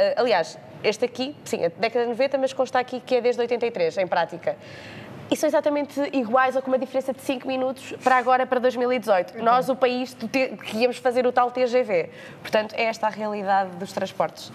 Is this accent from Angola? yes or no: no; Leiria, Centro, Portugal; now in Lisbon, Portugal; Eu sou de Leiria